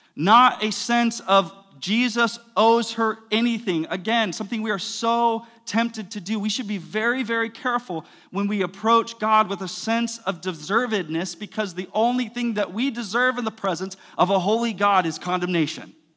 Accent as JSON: {"language": "English", "country": "United States", "said": "we're American"}